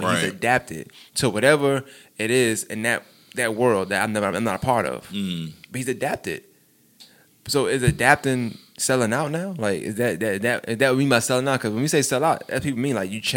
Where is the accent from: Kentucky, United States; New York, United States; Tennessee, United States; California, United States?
New York, United States; New York City; I'm from Brooklyn